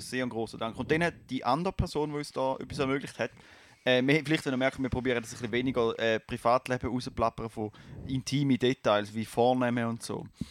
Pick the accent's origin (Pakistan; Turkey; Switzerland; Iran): Switzerland; Basel, Basel-Stadt; ich komme aus Kleibasel